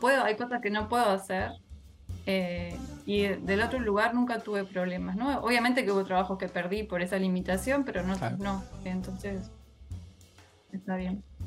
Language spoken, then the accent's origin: Spanish; Colonia Valdense, Colonia, Uruguay; soy de Colonia Valdense. Eh, hace, en el 2019 volví a vivir a Valdense después de un tiempo